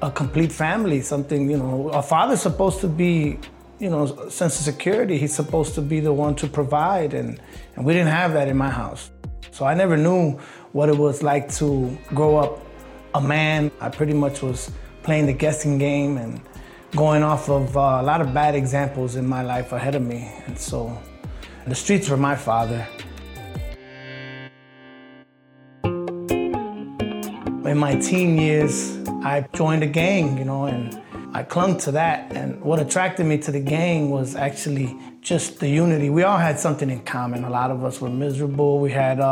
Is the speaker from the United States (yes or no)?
yes; Chicago, Illinois, United States; born or raised there